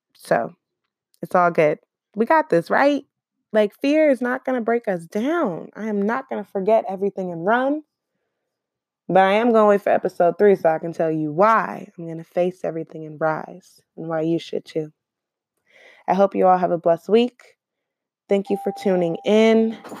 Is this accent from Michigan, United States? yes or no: no; Oakland, California, United States; I'm from Oakland